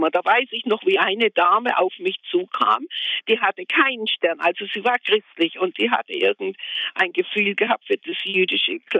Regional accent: Germany; Und vorher wollten wir nie auswandern, nie. Wir haben gesagt, wir sind Deutsche. Papa war ein äh, schwer kriegsbeschädigt und eisernen Kreuz.

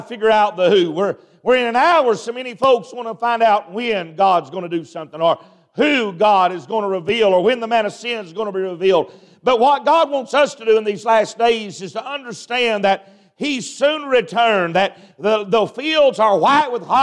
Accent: Appalachia, United States; I'm from Appalachian America

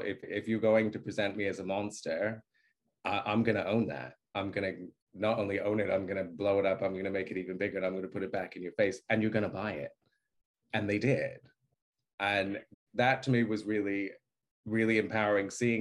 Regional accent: Australia; moved away; also born or lived in New York, United States; I was born in New York, but I grew up in Australia.

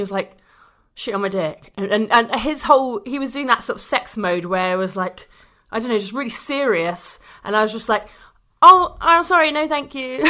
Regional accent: London, United Kingdom; I'm a Londoner

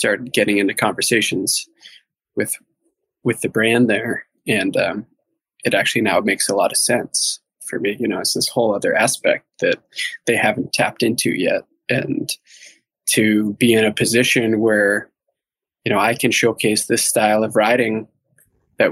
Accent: Southwest Connecticut, United States; I grew up in Connecticut, Southwest Connecticut

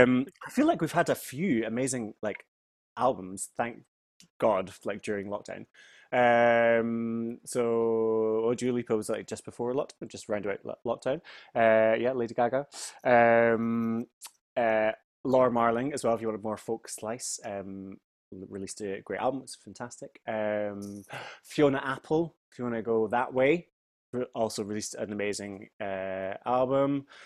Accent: Finchley, London, United Kingdom; like growing up in Finchley in the village that I am right now.

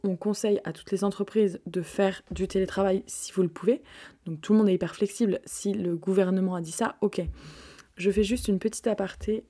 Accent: France

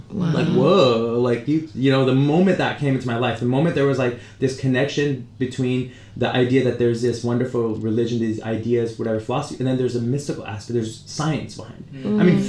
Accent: San Francisco, California, United States; also born or lived in Toronto, Canada; we moved to San Francisco, grew up there, but, you know, I never was into, like, I'm Indian, and I'm, you know, Punjabi Indian, Sikh, you know, from the northern part of India

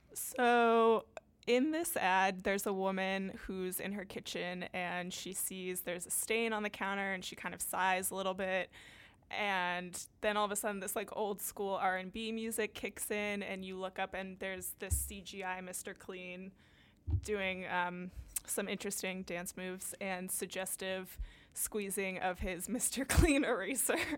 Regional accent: California, United States; I'm from California

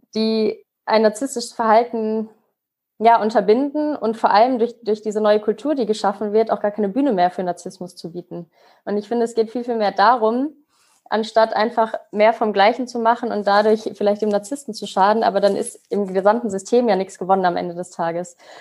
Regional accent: Mainz, Rhineland-Palatinate, Germany; Ich komme gewürdig aus Mainz

